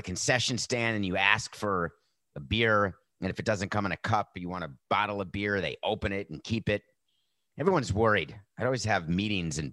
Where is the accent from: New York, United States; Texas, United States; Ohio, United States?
New York, United States; as a New Yorker